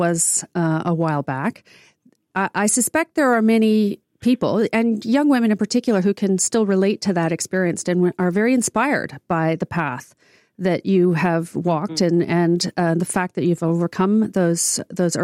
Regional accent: Canada; born and raised in Canada

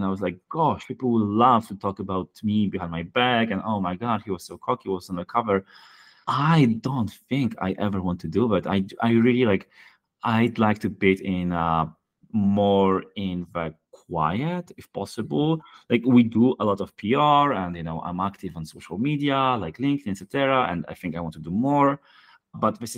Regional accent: Poland; Poland, my home country

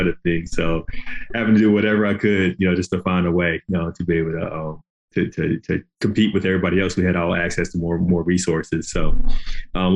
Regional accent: Greensboro, North Carolina, United States; I'm from Greensboro, North Carolina, originally, and grew up there

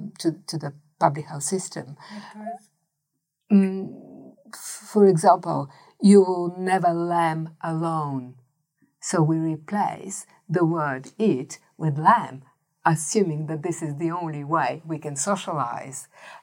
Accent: Australia; the culture and the expectation that we are Australian, therefore we eat meat.

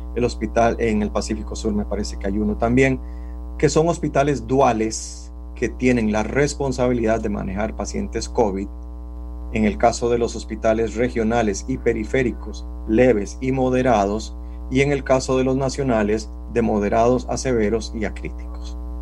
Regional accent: Costa Rica; así somos los costarricenses

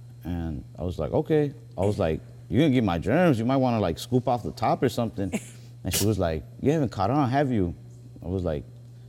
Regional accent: Texas, United States; I'm from Texas.

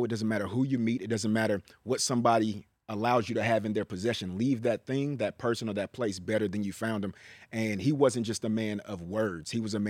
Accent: Richmond, California, United States; So although I'm from Richmond, I am the Bay.

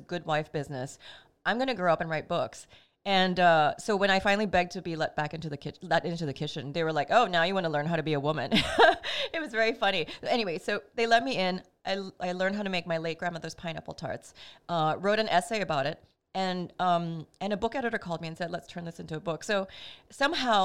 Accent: Singapore; moved away as an adult; also born or lived in Brooklyn, New York; now in New York, United States; growing up in Singapore, I came from a very food obsessed culture

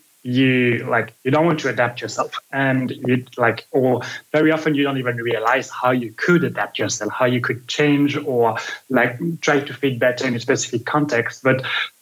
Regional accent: Belgium; now in United States; I'm from Belgium

